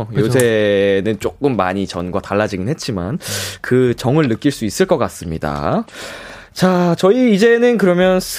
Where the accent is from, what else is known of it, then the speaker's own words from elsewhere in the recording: Gimpo, Gyeonggi Province, South Korea; 저는 김포였습니다. 김포.